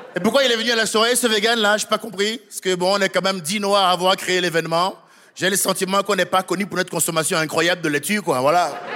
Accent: France; moi, en tant que Français

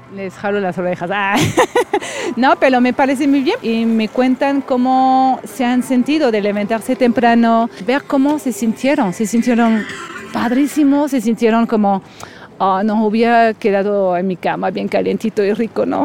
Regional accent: France; moved away as an adult; now in Mexico City, Mexico

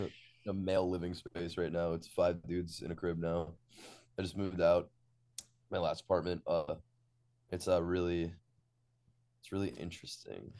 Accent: Long Island, New York, United States; we shot in my hometown

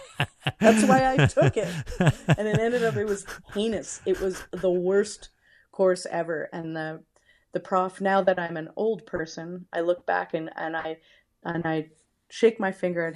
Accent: Kelowna, British Columbia, Canada; also born or lived in Windsor, Canada; I was born in Windsor, Ontario, but I grew up out west in Kelowna.

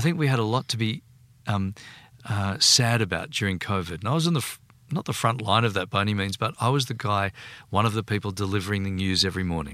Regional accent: Sydney, New South Wales, Australia; I grew up in Bondi.

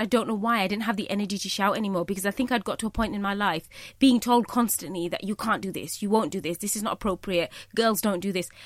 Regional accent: United Kingdom; I am Bangladeshi, you know, I'm British, but I'm also a Muslim

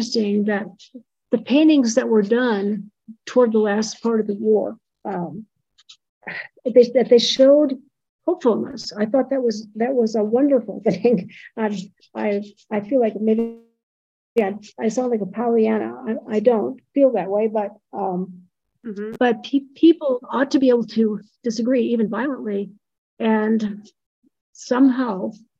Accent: Midwest, United States; also born or lived in Missouri; now in New Mexico, United States; I grew up in the Midwest. And then I moved to the southern part of the Midwest, I guess, in Missouri

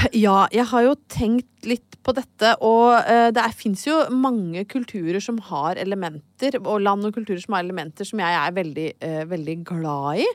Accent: Brøttum, Innlandet, Norway; en veldig, veldig god venninne, Heidi, som jeg vokste opp på Brøttum eh, sammen med

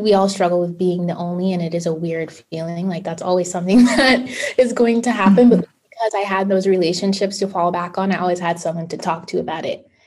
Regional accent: New York City, New York, United States; I'm from Brooklyn, New York, and I transitioned from a public school to a private school at the age of 12.

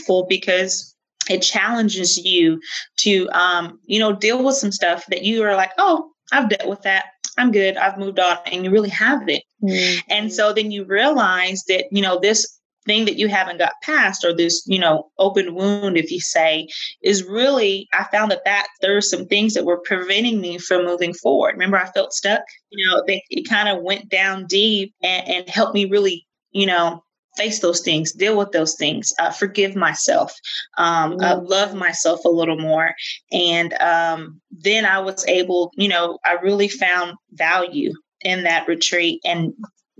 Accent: Fort Stockton, Texas, United States; moved away; also born or lived in Little Rock, Arkansas; I'm originally from Fort Stockton, Texas. Most people don't know where that is. It's a little bitty dirt town about 60 miles outside of Odessa, Midland area. People usually know where that is, and was raised on a ranch out there

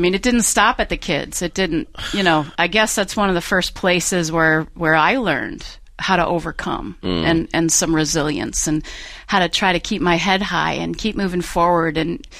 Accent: Cumberland, Rhode Island, United States; now in Southern California, United States; I did not grow up in Southern California. I grew up in Cumberland, Rhode Island.

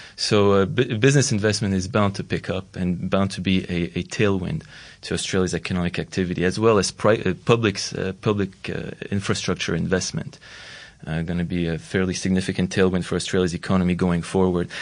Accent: Montreal, Quebec, Canada; Montreal, for instance, my hometown

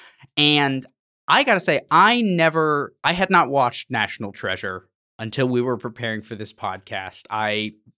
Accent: Texas, United States; where I was growing up in Texas at the time, especially involved in evangelical circles, it was a cultural phenomenon

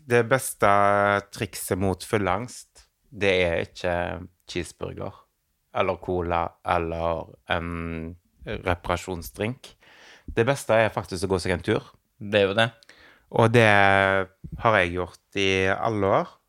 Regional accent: Western Norway, Norway; Jeg kommer jo fra Vestlandet.

